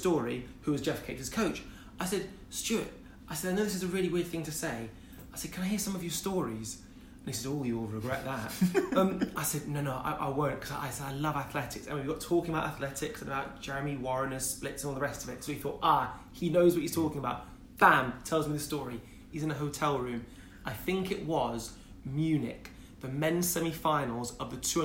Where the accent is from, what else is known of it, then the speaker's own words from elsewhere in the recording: Wolverhampton, West Midlands, United Kingdom; moved away; also born or lived in Loughborough; I'm a boy from Wolverhampton, single parent family.